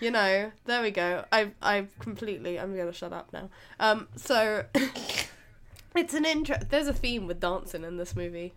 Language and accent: English; United Kingdom; we're British